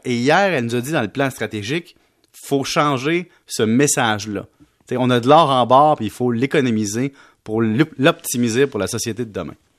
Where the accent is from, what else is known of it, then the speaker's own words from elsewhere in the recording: Quebec, Canada; on est beaucoup de Canadiens au Québec